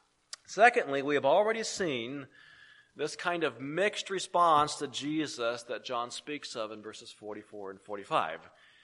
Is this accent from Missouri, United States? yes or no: no; San Francisco, California, United States; I will sometimes be asked, "Well, where were you born?" And I will say, "Well, I was born in San Francisco," or "I was born in California." Either way, you get the point. I was born out on the left coast